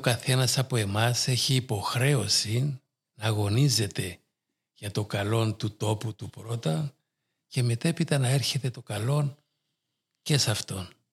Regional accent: Nicosia District, Cyprus; ξεκινούσα από εκεί περπατητός και κατέληγα στο Παγκύπριο Γυμνάσιο απέναντι από την Αρχιεπισκοπή

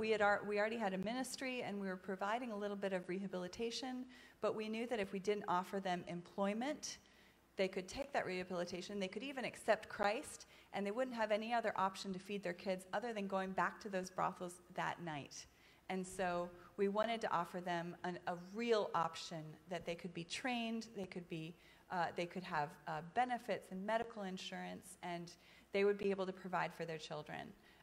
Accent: Ethiopia; So my parents were missionaries in Ethiopia. My mom is actually here tonight, right back there. My parents were missionaries with SIM, which is a mission agency that's based in Charlotte. And I grew up in Ethiopia

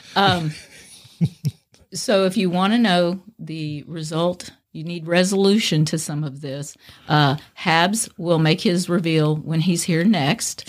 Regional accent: Cajun, Louisiana, United States; I'm a Cajun woman

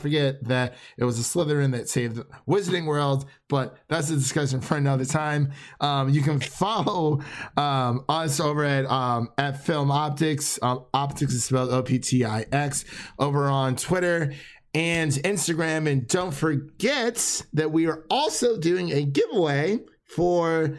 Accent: Cleveland, Ohio, United States; moved away as an adult; now in Nashville, United States; We're both from the Cleveland area, so we went to high school together, grew up.

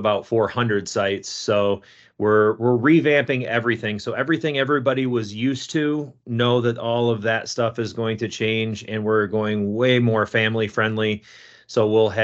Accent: East Coast, United States; moved away as an adult; now in Grand Haven, United States; I grew up on the East Coast, and my wife drug me out to the West Coast

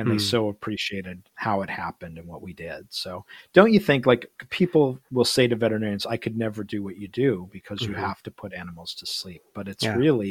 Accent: Midwest, United States; we're both from the Midwest

